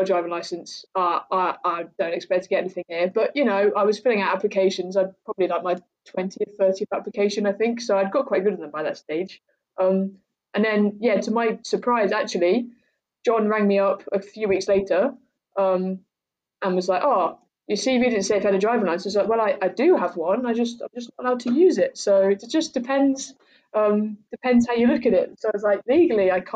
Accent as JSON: {"language": "English", "area": "Cambridgeshire", "region": "East of England", "country": "United Kingdom", "tie": "born or raised there", "also_born_or_lived": "Bangor", "moved": "as an adult", "said": "I grew up in Cambridgeshire, so it's really flat and there's no trees."}